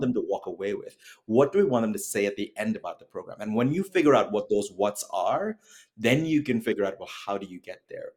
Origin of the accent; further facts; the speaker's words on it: Trinidad & Tobago; moved away as an adult; now in United States; I was born and raised in Trinidad and Tobago